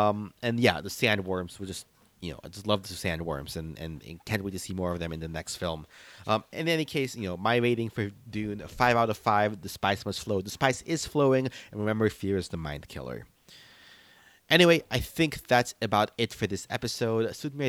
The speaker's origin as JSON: {"language": "English", "country": "Philippines", "said": "being Filipino, I was definitely hyped to read some pieces about how they're incorporating Filipino martial arts in the fighting scenes here"}